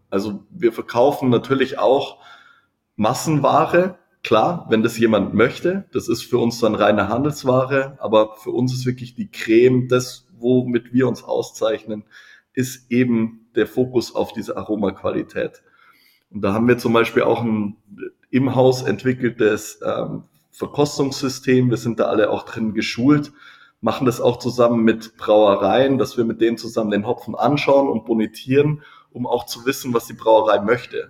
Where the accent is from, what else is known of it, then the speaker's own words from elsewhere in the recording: Freising, Bavaria, Germany; ich bin ja, wie gesagt, in Freising aufgewachsen, habe hier gearbeitet, ähm, bin hier zur Schule gegangen, hier studiert